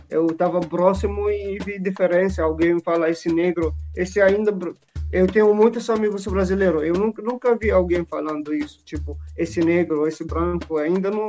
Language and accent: Portuguese; Syria; Portuguese is a second language; now in Brazil; Eu sou sírio, eu venho da Síria.